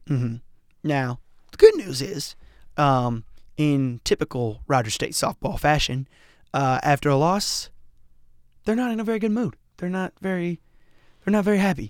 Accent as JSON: {"language": "English", "region": "Colorado", "country": "United States", "moved": "yes", "said": "I'm from Colorado"}